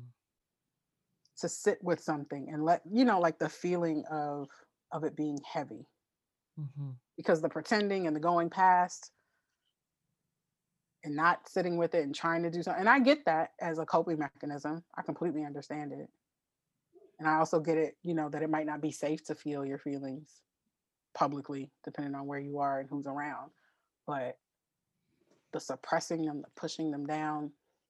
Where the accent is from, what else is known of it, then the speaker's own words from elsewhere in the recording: Los Angeles, California, United States; the street that I grew up on in Los Angeles